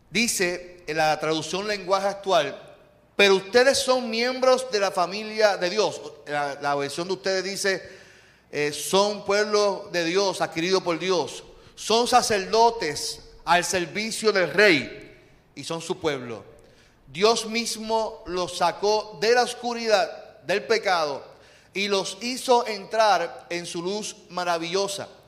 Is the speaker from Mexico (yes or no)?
no; Puerto Rico; el tema que quiero compartir con ustedes es celebremos nuestra puertorriqueñidad